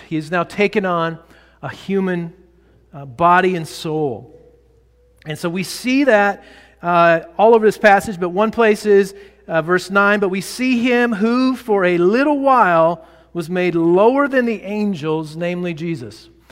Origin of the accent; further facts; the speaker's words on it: Texas, United States; I grew up in Texas